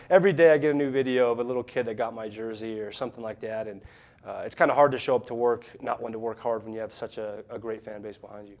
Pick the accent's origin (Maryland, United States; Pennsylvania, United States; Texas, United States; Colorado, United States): Colorado, United States; Wiggins; moved away as an adult; also born or lived in Manhattan, Kansas; growing up in Wiggins